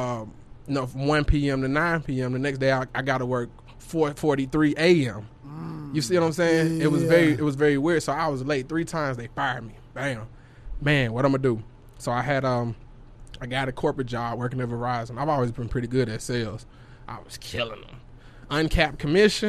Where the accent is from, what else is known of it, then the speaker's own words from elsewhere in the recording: Memphis, Tennessee, United States; moved away as an adult; now in Dallas, United States; I'm living back in Tennessee. I'm from Memphis, so I was living back, you know, that way